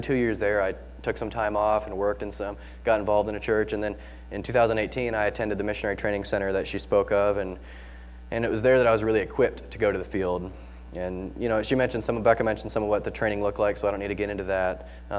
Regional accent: West Brazil, Brazil; So I'm …. I grew up actually in Brazil. So as a missionary kid, my parents are missionaries down there.

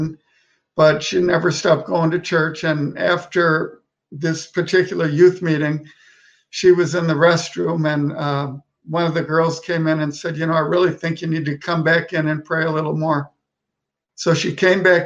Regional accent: Milwaukee, Wisconsin, United States; moved away as an adult; I was born in Milwaukee, Wisconsin, and that's was my home

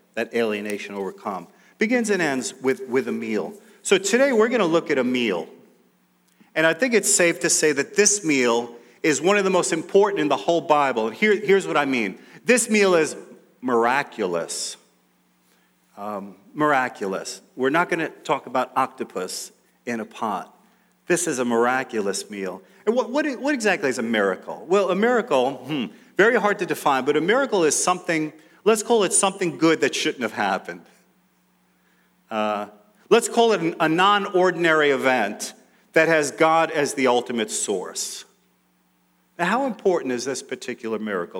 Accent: New York City, New York, United States; growing up in New York City, we lived in Queens for most of that time.

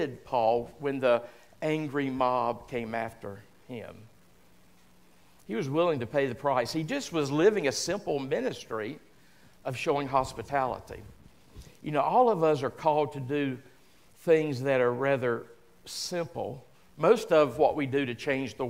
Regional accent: the South, United States; a good phrase we use down south, or at least we used

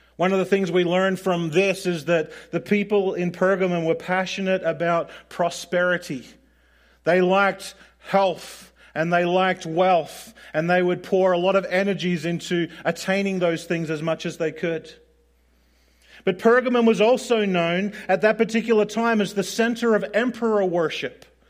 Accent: Australia; growing up in Australia

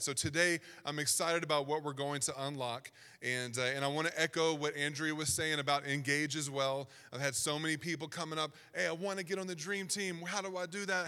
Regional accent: Southern Virginia, United States; accent: Southern Virginia; I was trying so hard to not sound like I was from Southern Virginia, but it just comes out

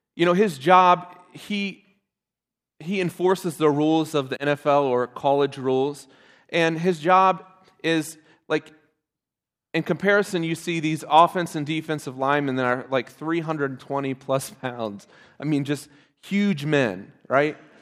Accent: Ohio, United States; I'm from Ohio

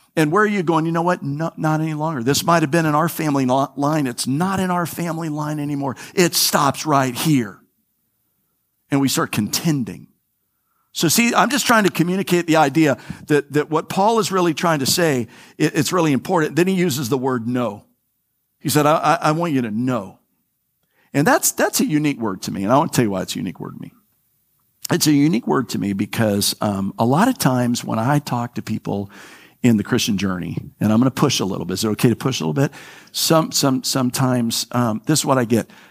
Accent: Florida, United States; I'm from Florida. I'm a native Flori, I'm a third generation native Floridian.

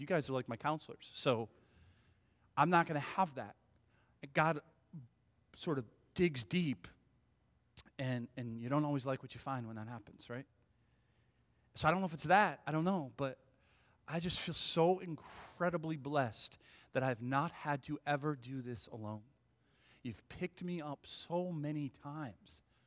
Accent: Ireland; I'm Irish

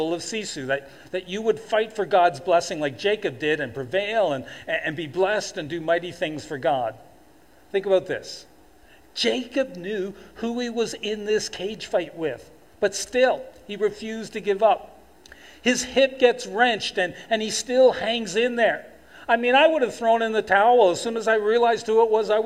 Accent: Toronto, Ontario, Canada; moved away as an adult; now in Fort McMurray, Canada; as a kid and young adult growing up in Toronto

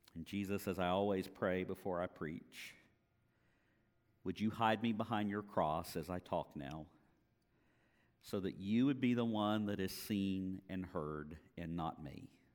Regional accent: Apopka, Florida, United States; also born or lived in Jacksonville area; now in Jacksonville, United States; grew up in Apopka, graduated from Apopka High School

